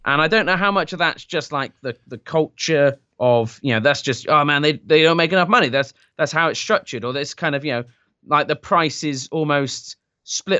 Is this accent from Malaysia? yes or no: no; United Kingdom; I am British.